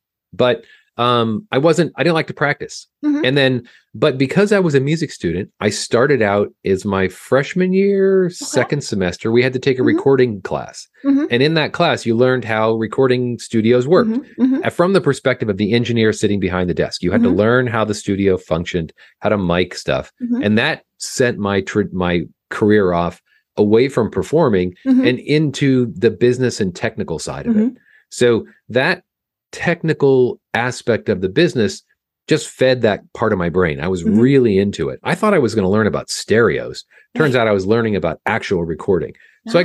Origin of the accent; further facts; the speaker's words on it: California, United States; I grew up in Orange County, California